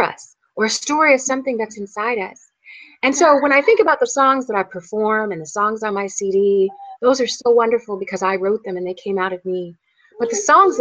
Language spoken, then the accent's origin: English; Qualla Boundary, North Carolina, United States; I grew up on the Quala Boundary